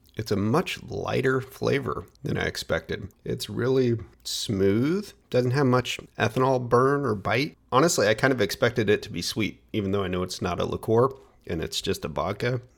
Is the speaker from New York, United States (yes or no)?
no; Portland, Oregon, United States; my hometown of Portland, Oregon